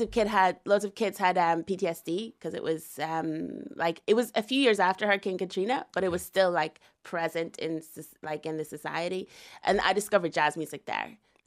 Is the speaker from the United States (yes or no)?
no; Northern Ireland, United Kingdom; I would say I am Northern Irish Ghanaian.